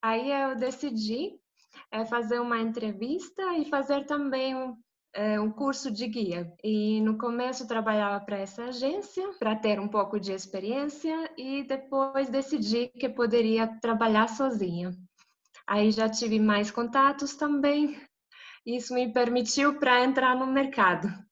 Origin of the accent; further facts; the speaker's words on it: Zagreb, City of Zagreb, Croatia; eu sou de Zagreb, da capital da Croácia.